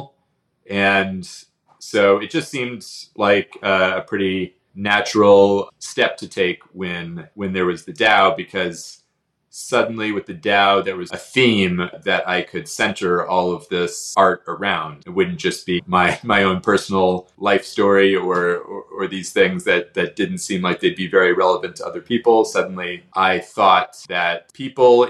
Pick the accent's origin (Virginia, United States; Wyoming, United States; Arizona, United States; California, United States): Arizona, United States; moved away as an adult; also born or lived in South Korea / Myanmar; I grew up in Arizona